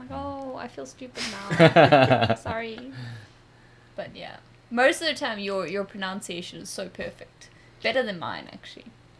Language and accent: English; South Africa; lot of South Africans are against changing your accent, which I didn't do purposefully. I've never changed my accent purposefully.